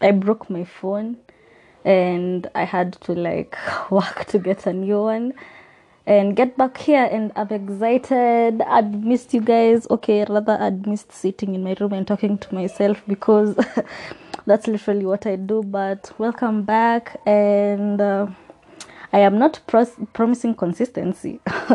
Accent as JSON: {"language": "English", "country": "Kenya", "said": "as a Kenyan"}